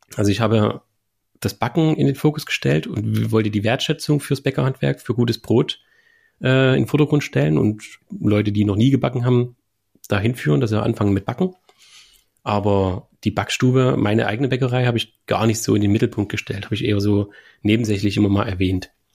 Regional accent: Germany; Mein Heimatort, Künitsch

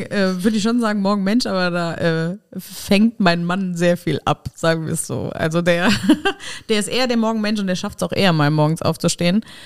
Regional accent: Nennig, Saarland, Germany; moved away; also born or lived in Rhineland-Palatinate / Trier; ich bin in Rheinland-Pfalz geboren, aber aufgewachsen im Saarland und zwar in Nennig

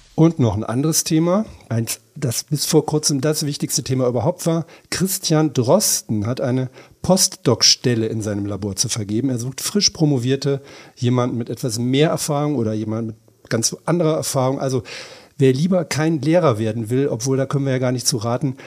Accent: Berlin, Germany; Wir sind ja Berliner.

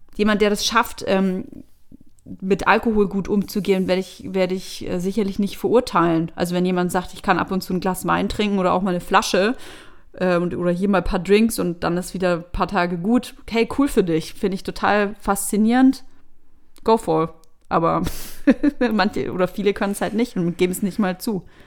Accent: Bavaria, Germany; moved away as an adult; also born or lived in Berlin; ich komme aus Bayern

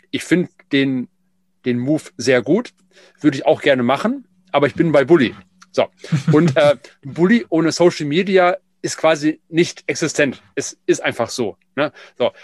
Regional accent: Essen, North Rhine-Westphalia, Germany; ich bin ja gebürtiger Essener

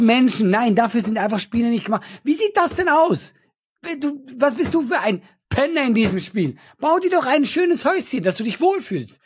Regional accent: Switzerland; Ich bin Schweizer

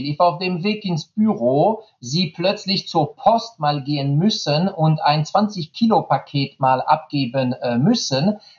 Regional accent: France; German is a second language; tut mir leid als Franzose, ich habe einen Vintage-Fahrrad äh, von Peugeot

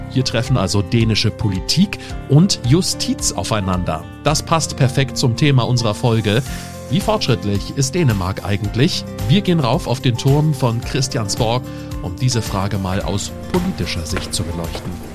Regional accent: Germany; bei uns in Deutschland

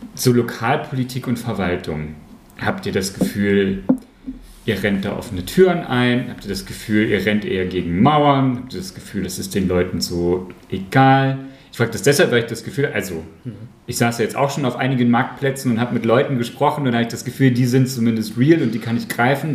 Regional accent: Aschersleben, Saxony-Anhalt, Germany; in Aschersleben, wo ich groß geworden bin

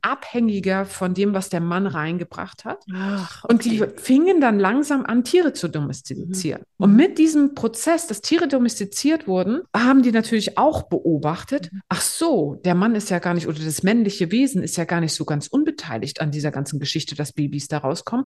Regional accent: Greifswald, Mecklenburg-Vorpommern, Germany; ich komme aus Greifswald.

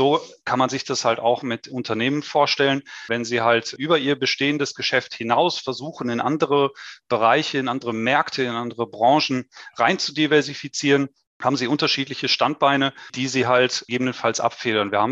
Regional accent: North Rhine-Westphalia, Germany; born there; now in Stuttgart, Germany; Also ich bin 38 Jahre, gebürtiger Westfale, aber jetzt schon seit sehr vielen Jahren im Süden von Deutschland, in Stuttgart beheimatet.

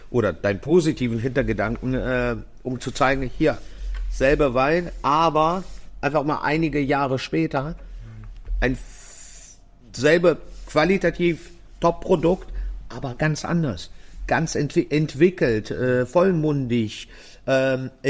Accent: Gaildorf, Baden-Württemberg, Germany; ich komme aus Geildorf

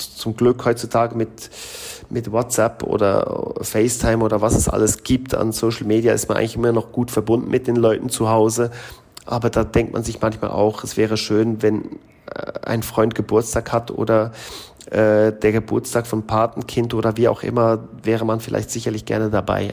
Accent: Switzerland; moved away as an adult; also born or lived in Mexico; now in Curaçao; als Schweizer, wo halt vieles in der Schweiz durchorganisiert ist

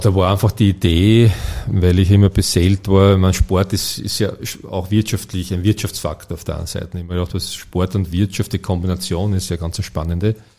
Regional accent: Ferlach, Carinthia, Austria; gebürtiger Fährlacher. Und wie, wie alle, die in den Bergen aufwachsen

